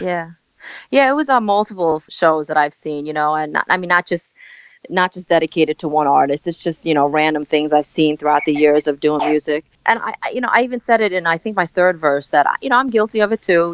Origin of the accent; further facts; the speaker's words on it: New York City, New York, United States; also born or lived in South Korea; I came to uh, Staten Island, New York, when I was four months old